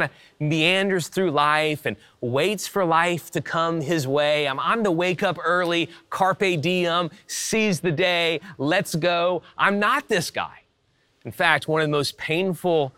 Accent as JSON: {"language": "English", "region": "South Louisiana and Texas", "country": "United States", "tie": "born or raised there", "moved": "yes", "said": "I grew up in South Louisiana and Texas"}